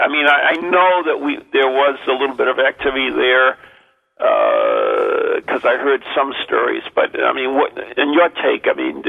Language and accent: English; New England, United States; I'm from New England